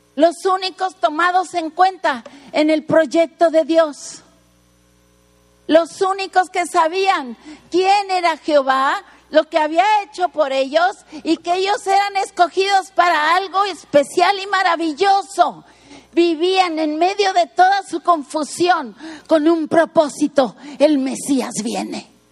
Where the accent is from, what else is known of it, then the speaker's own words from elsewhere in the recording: Mexico City, Mexico; now in Tijuana, Mexico; Nací en el DF